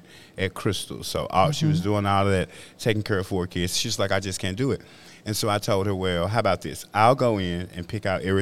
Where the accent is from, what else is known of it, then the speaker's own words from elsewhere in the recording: Memphis, Tennessee, United States; growing up, it was 6th Street in Bethel, right up the street here